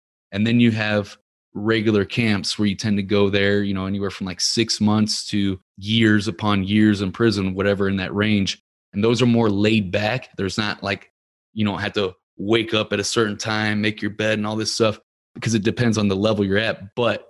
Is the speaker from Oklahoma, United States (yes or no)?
no; Ferguson, Missouri, United States; You know, I grew up in Ferguson, Missouri. It's not a rich neighborhood, but we went to the rich neighborhoods and were stealing from cars.